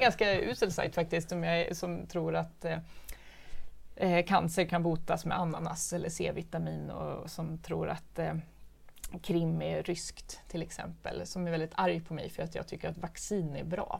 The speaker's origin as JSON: {"language": "Swedish", "town": "Stockholm", "region": "Stockholm County", "country": "Sweden", "tie": "born or raised there", "said": "Jag är från Hässelby. Det är, det är, jag är uppväxt på en fritidsgård där min pappa jobbade och min mamma var lärare i Hässelbygårdsskolan."}